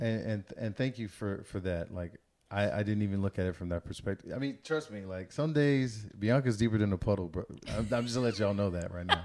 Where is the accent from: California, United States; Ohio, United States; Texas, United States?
Texas, United States; Missouri City; I grew up in Missouri City, Texas